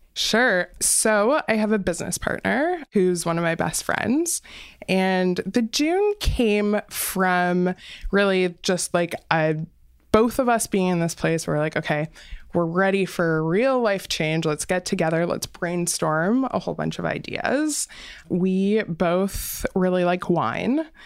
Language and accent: English; Windsor, Ontario, Canada; I grew up in Windsor